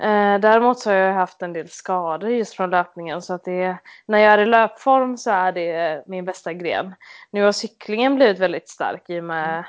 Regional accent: Mölnlycke, Västra Götaland, Sweden; also born or lived in Gothenburg; jag är född och uppvuxen i Göteborg. Eh, strax utanför eh, en liten stad som heter Mölnlycke

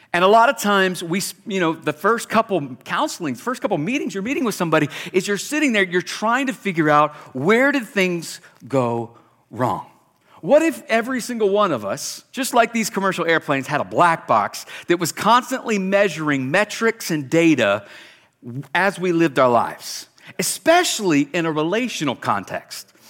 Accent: South Carolina, United States; moved away as an adult; now in Boise, Idaho, United States; we're not from Alabama, we're from South Carolina

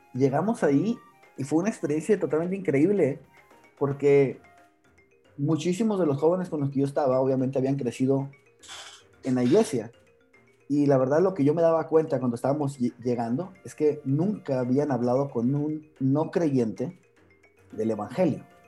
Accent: Sonora, Mexico; moved away as an adult; now in Guatemala; yo vengo de Sonora, México

